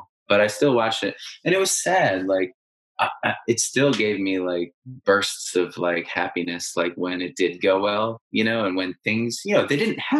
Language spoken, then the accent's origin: English; United States; I'm an American supporter of Liverpool.